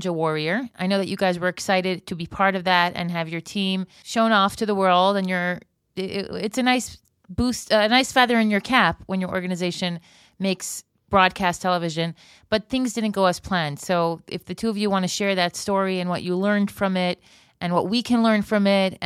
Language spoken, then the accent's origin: English; Florida, United States; now in Israel; I grew up in Florida.